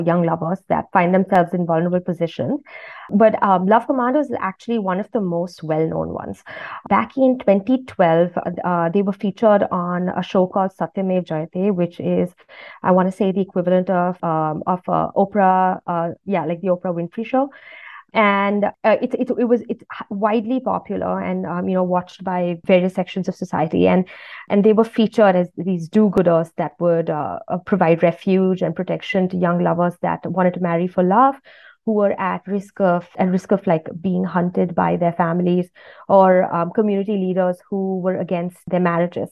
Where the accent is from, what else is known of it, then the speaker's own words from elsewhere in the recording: India; growing up in India, I had that sense that I was in a part of the world that was rising